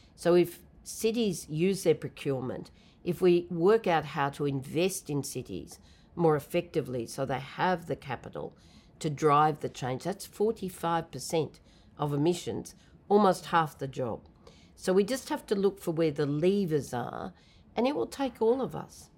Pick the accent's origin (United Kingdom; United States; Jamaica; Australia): Australia; New South Wales; I come from Australia, so of course it was in the state of New South Wales